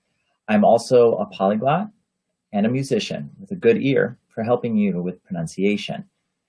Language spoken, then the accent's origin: English; United States; I'm from the United States.